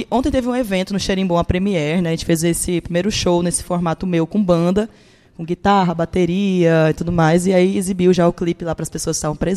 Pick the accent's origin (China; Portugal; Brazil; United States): Brazil; Bahia; also born or lived in Rio Grande do Sul; Me criei uma parte na Bahia